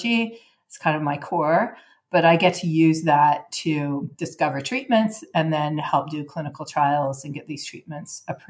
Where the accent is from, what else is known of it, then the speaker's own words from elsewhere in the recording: Vancouver, British Columbia, Canada; moved away as an adult; now in San Diego, United States; I grew up in Canada and went to high school in Vancouver, which is very near Seattle.